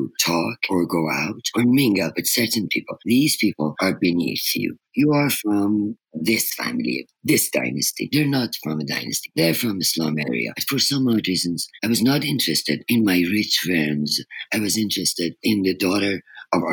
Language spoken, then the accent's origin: English; Tehran, Tehran Province, Iran; moved away as an adult; I was missing the serenity in my hometown in Tehran